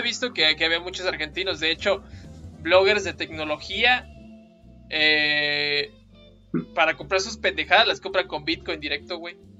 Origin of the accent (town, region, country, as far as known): Mexico